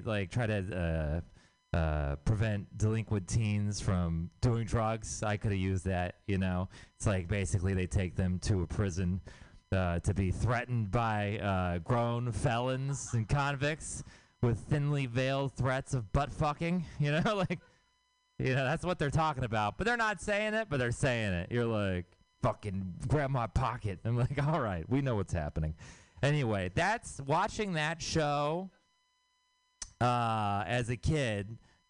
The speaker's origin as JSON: {"language": "English", "town": "Houston", "region": "Texas", "country": "United States"}